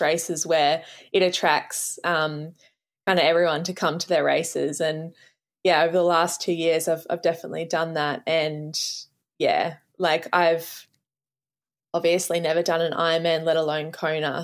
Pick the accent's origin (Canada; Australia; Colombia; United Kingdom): Australia; as an Australian